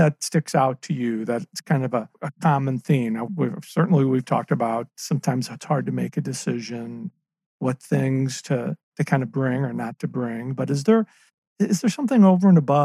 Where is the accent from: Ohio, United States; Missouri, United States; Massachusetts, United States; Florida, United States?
Missouri, United States; St. Louis; I grew up in St. Louis